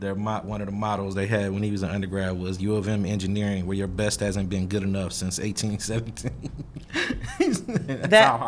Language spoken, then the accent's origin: English; Detroit, Michigan, United States; I'm too from Detroit